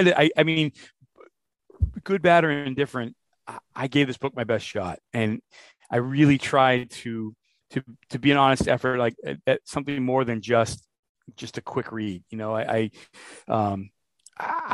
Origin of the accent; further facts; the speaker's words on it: Worcester, Massachusetts, United States; I was born in Worcester